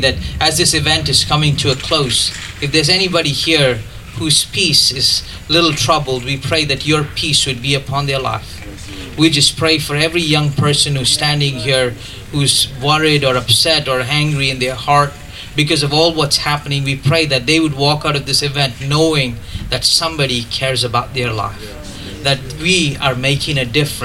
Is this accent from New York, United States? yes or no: no; Grafton, Wisconsin, United States; I'm from Grafton